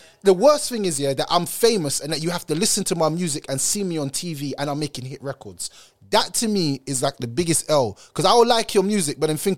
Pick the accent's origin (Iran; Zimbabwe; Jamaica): Jamaica; I come from Jamaica